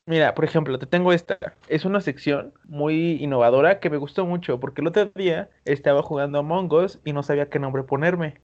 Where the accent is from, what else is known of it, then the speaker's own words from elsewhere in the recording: Veracruz, Mexico; Soy de Veracruz, soy de rancho